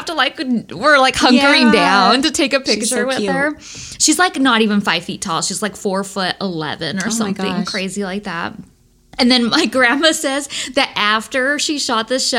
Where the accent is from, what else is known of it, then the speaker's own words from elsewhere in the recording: Lodi, California, United States; also born or lived in Oregon; I'm a girl from Lodi.